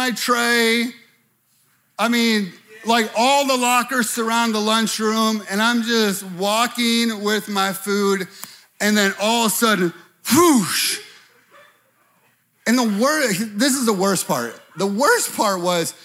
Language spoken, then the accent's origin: English; Chicago, Illinois, United States; moved away as an adult; I'm from Chicago